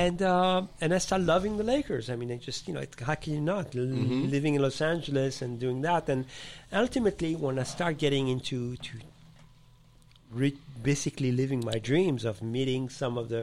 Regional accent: Paris, Île-de-France, France; moved away as an adult; also born or lived in Morocco; now in United States; I was born in Morocco, and I was born in Africa, and I was raised in Paris, France.

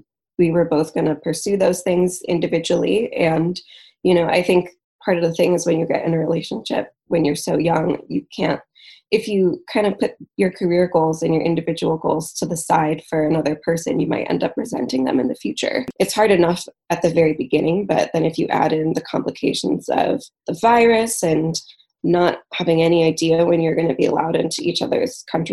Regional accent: Michigan, United States; moved away as an adult; also born or lived in England; I'm living back in Michigan, which is where I'm originally from

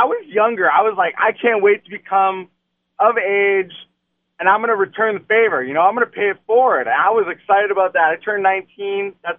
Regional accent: Windsor, Ontario, Canada; I'm from Windsor, Ontario.

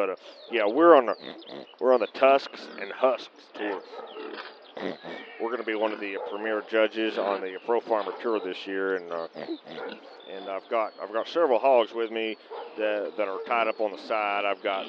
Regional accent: New York City, New York, United States; I come from Lower Manhattan in New York City, Brent.

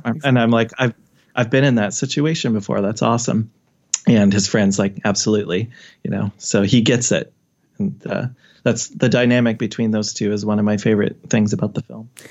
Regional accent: Omaha, Nebraska, United States; I'm from Omaha area.

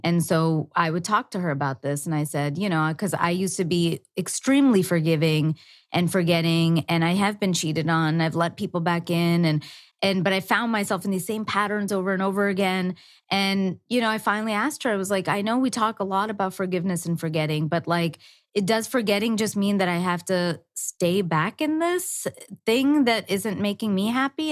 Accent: India; I'm Indian

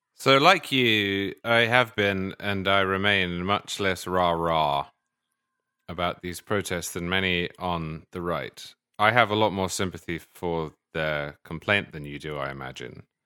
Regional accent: United Kingdom; moved away; as a Brit, originally

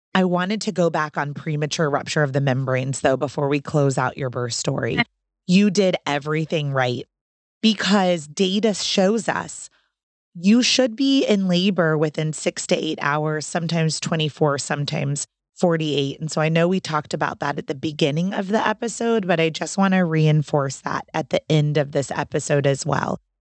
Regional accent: Orlando, Florida, United States; now in North Carolina, United States; I'm from Orlando. And so I know a lot of doulas and birth coaches in Orlando

